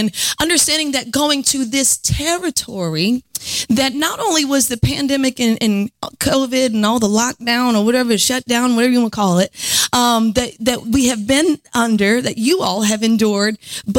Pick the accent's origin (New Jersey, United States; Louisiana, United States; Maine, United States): Louisiana, United States; New Orleans; accent: New Orleans; You know, I'm from New Orleans, and I have worked hard to try to lose my accent, but when I get upset, it comes out. Sometimes when I preach, it comes out.